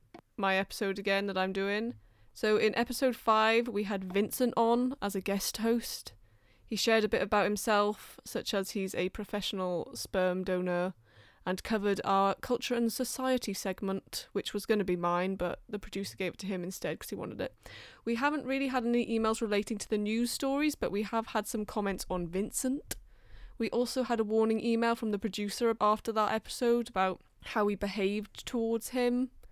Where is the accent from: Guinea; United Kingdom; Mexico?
United Kingdom; London; accent: between Welsh and English; now in Wales; Well, I grew up in London and now I've lived in Wales, so I've just got like a twatish in between Welsh and English thing going on.